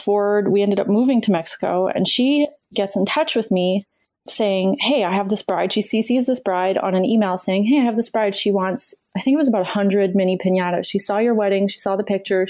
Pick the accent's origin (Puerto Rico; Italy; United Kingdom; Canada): Canada; I'm Canadian and that's what we do.